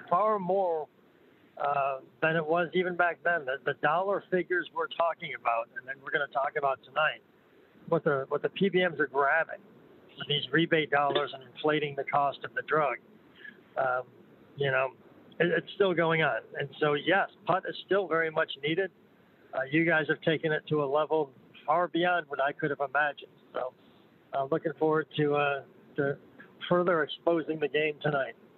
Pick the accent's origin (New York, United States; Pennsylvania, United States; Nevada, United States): New York, United States; I'm from New York